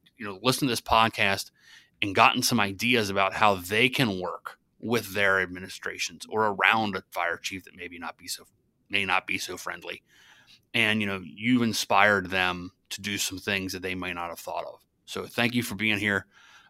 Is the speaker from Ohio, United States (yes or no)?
yes; Ohio, United States; moved away as an adult; I came from Ohio where we had collective bargaining.